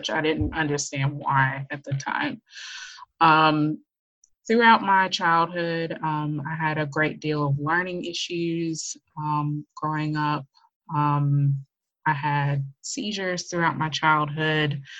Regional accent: Memphis, Tennessee, United States; also born or lived in Georgia / Mississippi / Kentucky; now in Australia; Australia is not my home home. Um, I am an American. I'm originally from Memphis, Tennessee, but I have lived many other places like Georgia, Mississippi, Kentucky, basically.

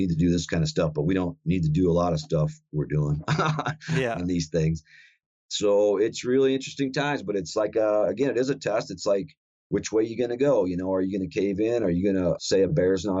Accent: South Dakota, United States; I grew up in South Dakota here

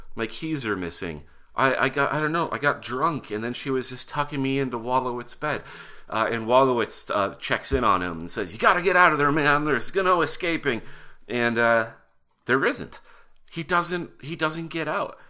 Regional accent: Butte, Montana, United States; moved away; I'm from Butte, Montana

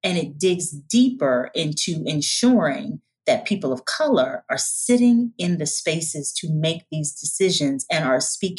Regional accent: the South, United States; I'm from the South. And I got to come in here and I got to mix and mingle with my sisters from the West Coast and from the Caribbean.

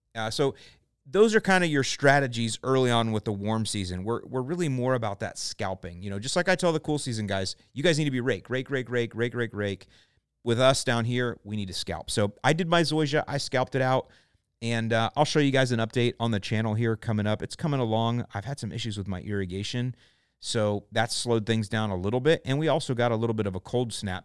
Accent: St. Petersburg, Florida, United States; now in Lakewood Ranch, United States; the house I grew up in in Saint Pete

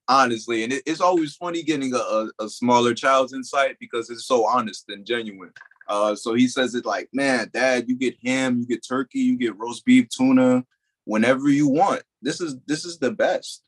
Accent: New Jersey, United States; moved away as an adult; also born or lived in Delaware; I was from New Jersey

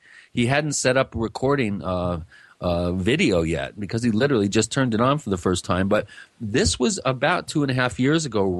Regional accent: Long Island, New York, United States; I should say I'm from Long Island. I'm Italian, so I may be partial

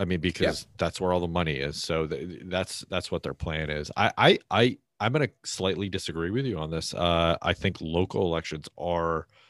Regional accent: Massachusetts, United States; which is my home state originally.

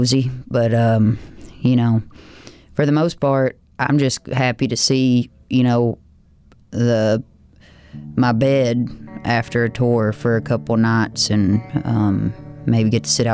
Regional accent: the South, United States; as a Southerner

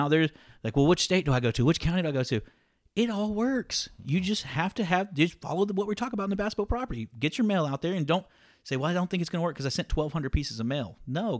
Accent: Deep South, United States; I'm from Deep South.

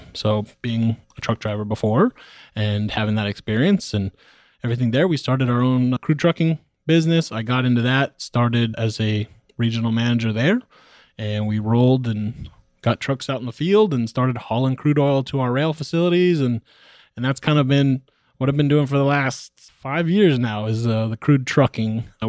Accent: California, United States; also born or lived in Texas; now in Oklahoma City, United States; The story, I'm from California originally. I was living in Texas. I now live in Oklahoma City, Oklahoma.

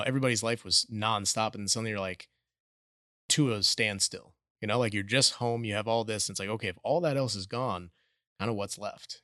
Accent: Minneapolis, Minnesota, United States; moved away as an adult; now in The Woodlands, United States; we grew up in suburbia in Minneapolis

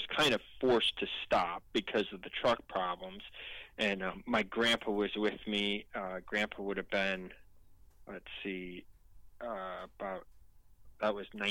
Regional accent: Illinois, United States; my home state, Illinois

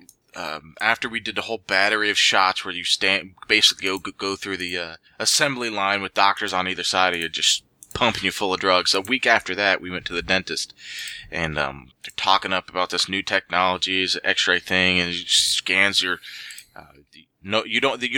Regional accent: Central Ohio, United States; I was born and raised Central Ohio

